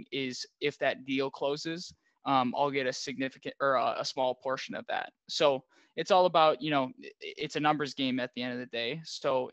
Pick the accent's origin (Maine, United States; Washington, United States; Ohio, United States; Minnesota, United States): Minnesota, United States; Minneapolis; also born or lived in Claremont, California; So I'm from Minneapolis, and I went to Pitzer College, which is out in Claremont, California